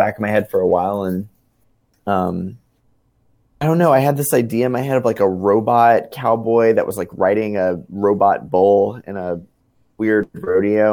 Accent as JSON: {"language": "English", "town": "New Orleans", "region": "Louisiana", "country": "United States", "tie": "born or raised there", "said": "my growing up in New Orleans"}